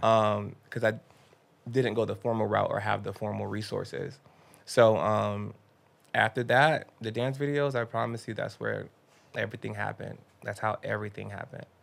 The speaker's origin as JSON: {"language": "English", "town": "Miami", "region": "Florida", "country": "United States", "tie": "born or raised there", "said": "I grew up in Miami"}